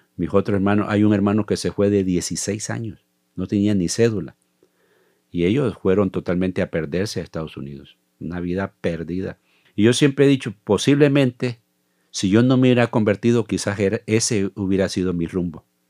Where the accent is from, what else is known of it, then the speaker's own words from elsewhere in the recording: Zaragoza, La Libertad, El Salvador; moved away as an adult; now in Costa Rica; soy del Salvador. Nací en un pueblo llamado Zaragoza, del Departamento de la Libertad